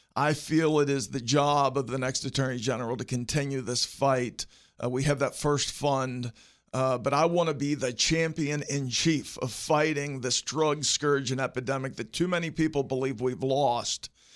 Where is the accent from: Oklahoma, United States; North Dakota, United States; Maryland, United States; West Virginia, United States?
West Virginia, United States; Morgantown; also born or lived in Barbour County, West Virginia; now in Charleston, United States; I'm originally from Barber County, raised in Morgantown